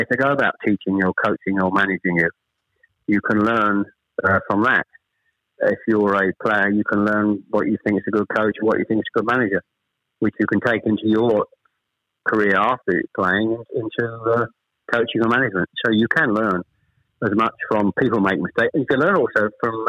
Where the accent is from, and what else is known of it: Chelmsford, East of England, United Kingdom; born or raised there; also born or lived in Ashton-under-Lyne / Manchester